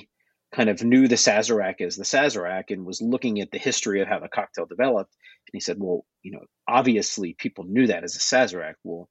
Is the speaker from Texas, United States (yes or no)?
no; New Orleans, Louisiana, United States; born or raised there